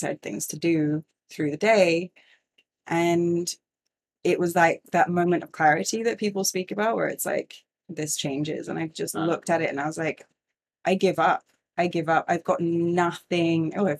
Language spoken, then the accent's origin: English; Singapore; I grew up in Singapore. We moved there in 1992 and it was like super expat life, you know, lots of privilege.